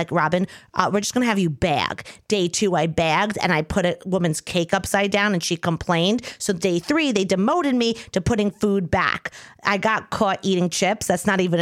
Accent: Long Island, New York, United States; now in New York City, United States; I'm from Long Island.

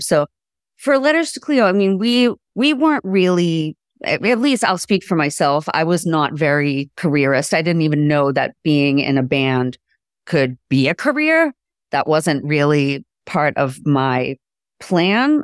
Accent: Boston, Massachusetts, United States; being raised in the Boston music scene in my teens and twenties

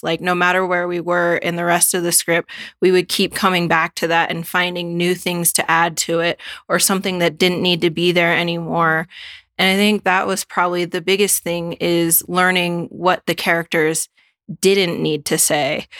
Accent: Alaska, United States; now in Washington, United States; I'm from Alaska, living in Washington

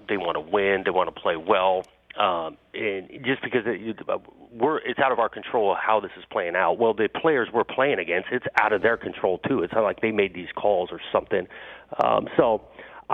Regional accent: Pasadena, California, United States; I grew up in Pasadena. I grew up going to the Rose Bowl

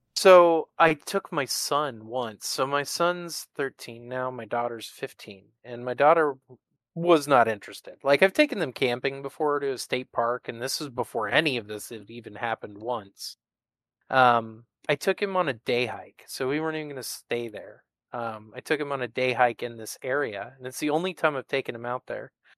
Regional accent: the Northwest, Pacific Northwest, United States; I'm from the Northwest

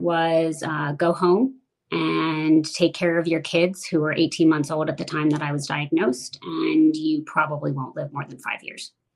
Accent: Washington, District of Columbia, United States; I grew up primarily in the Washington, D.C. area

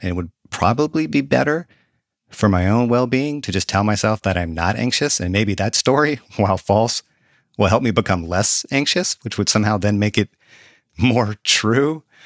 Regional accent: the South, United States; I'm a Southerner

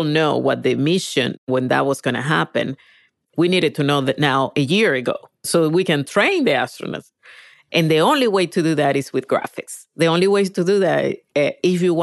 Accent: Venezuela; English is a second language; moved away as an adult; now in United States; I was born in Venezuela, grew up there, but I moved when I was about 19 to the States.

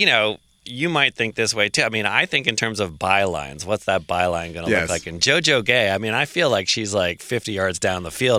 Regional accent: Belmont, Massachusetts, United States; I grew up in Massachusetts in a leafy town called Belmont.

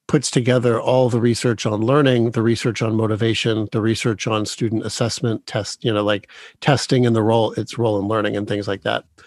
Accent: Dearborn, Michigan, United States; I was born in Dearborn, Michigan

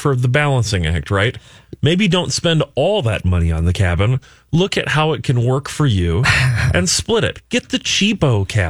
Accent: Minnesota, United States; as a Minnesotan

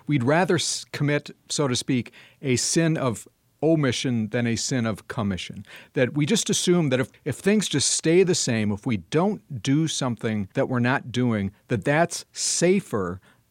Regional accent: Madison, Wisconsin, United States; This is a big issue in my hometown of Madison, Wisconsin

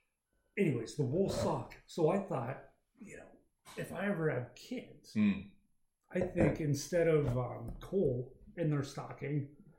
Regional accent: Denver, Colorado, United States; now in US South; Denver, Colorado. Okay. No, I've been out here. I've been in the South for about 4 years now

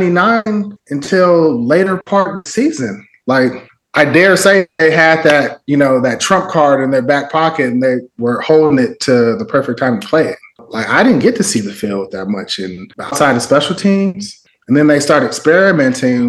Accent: Union City, California, United States; moved away as an adult; I played for my town and my housing community that I grew up in Contempo.

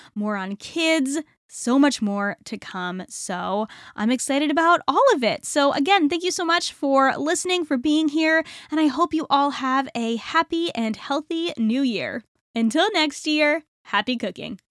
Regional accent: Northeast, United States; I am from the Northeast

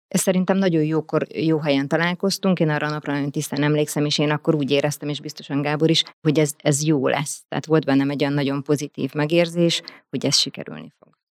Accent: Hungary; also born or lived in Budapest; én alapvetően vidéki vagyok

